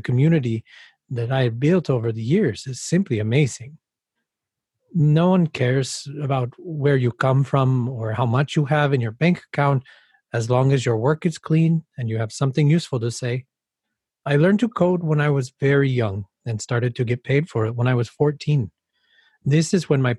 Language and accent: English; Mexico; moved away as an adult; now in Amsterdam, Netherlands; I lived my whole life in Mexico and moved to Amsterdam in 2016.